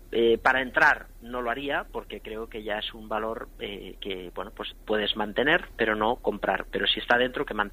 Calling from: Logroño, La Rioja, Spain; hola buenas … de Logroño

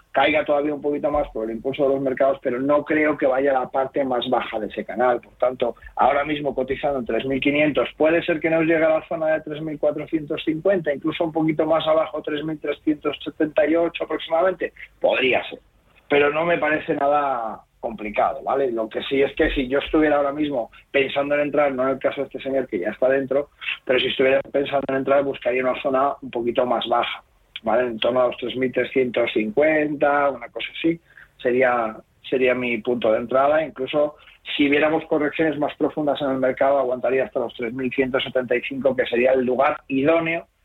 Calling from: Segovia, Castile and León, Spain; soy … de Segovia

